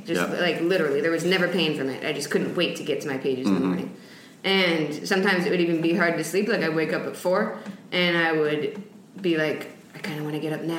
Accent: Westchester, New York, United States; also born or lived in Venezuela; I'm from New York, actually.

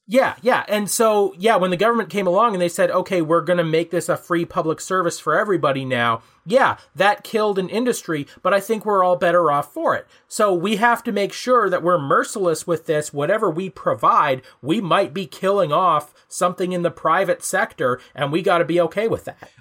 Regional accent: Ontario, Canada; here in Canada, we've got our federal public services, like the stuff we get for being Canadian. Uh, we get our provincial public services, in our case, Ontario

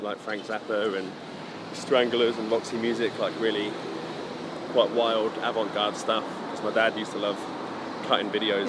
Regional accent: Towcester, East Midlands, United Kingdom; also born or lived in Luton / St Albans; I'm from the Midlands.

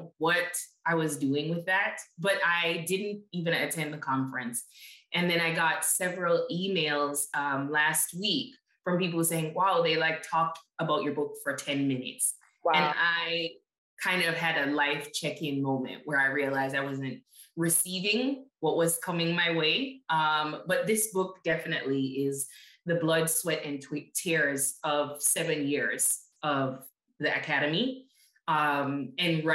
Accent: Jamaica; moved away as an adult; now in United States; I grew up in Jamaica and came back to the States at 18

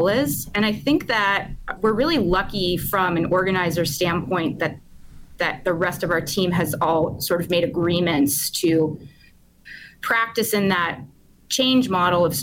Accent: Pittsburgh, Pennsylvania, United States; I grew up in Pittsburgh in the 90s

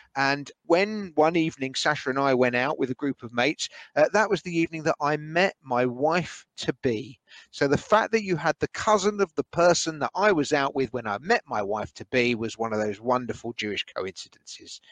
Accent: Edgware, London, United Kingdom; growing up in Edgware

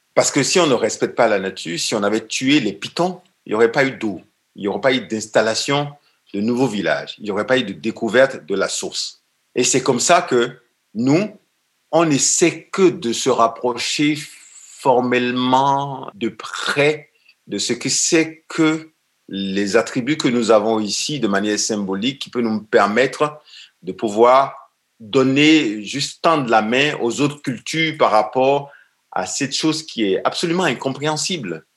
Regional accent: Benin; chez nous, au Bénin

